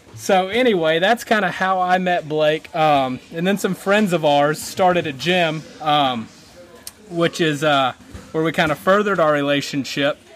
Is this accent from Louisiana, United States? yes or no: no; Anderson, South Carolina, United States; my hometown, Anderson, South Carolina